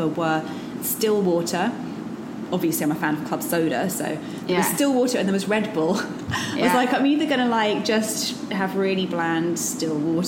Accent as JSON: {"language": "English", "region": "London", "country": "United Kingdom", "tie": "born or raised there", "also_born_or_lived": "Brixton", "said": "I was born in North London, then I lived in Brixton for 10 years"}